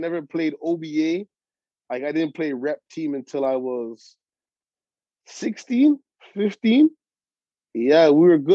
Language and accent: English; Toronto, Ontario, Canada; also born or lived in Rexdale; I grew up in the Jane and Finch community.